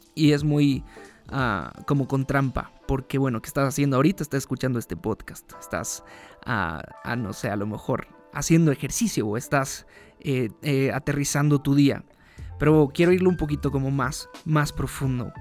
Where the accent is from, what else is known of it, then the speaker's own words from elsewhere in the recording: Veracruz, Mexico; moved away as an adult; also born or lived in Mexico City; me mudé a la Ciudad de México, desde Veracruz, de donde yo soy